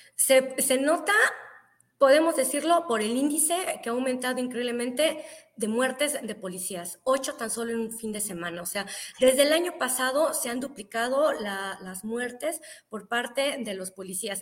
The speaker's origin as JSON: {"language": "Spanish", "region": "Zacatecas", "country": "Mexico", "tie": "born or raised there", "moved": "as an adult", "lives_now": "United States", "said": "yo me considero zacatecana de corazón, toda mi familia es de allá, yo nací allá, estoy aquí por cuestiones laborales"}